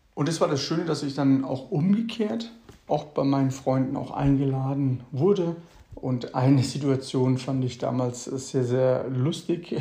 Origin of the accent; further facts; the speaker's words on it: Mannheim, Baden-Württemberg, Germany; also born or lived in Ilvesheim; Ich komme aus meiner Heimatstadt Mannheim. Hier bin ich geboren, bin in Ilvesheim. Das ist eine Nachbargemeinde aus dem Rhein-Neckar-Kreis bin ich aufgewachsen.